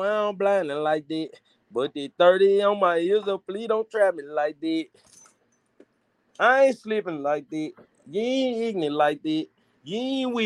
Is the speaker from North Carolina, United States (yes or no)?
no; Memphis, Tennessee, United States; I'm from Memphis